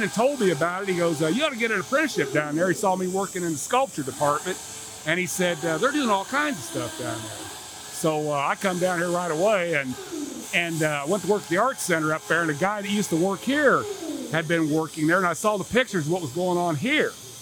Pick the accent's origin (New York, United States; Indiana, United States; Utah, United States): Indiana, United States; Indianapolis; I grew up in Indianapolis